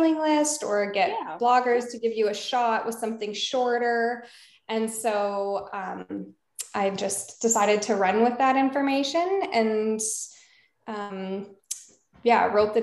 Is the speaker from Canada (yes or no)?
yes; Alberta, Canada; So I've moved all over. But I grew up in Alberta, Canada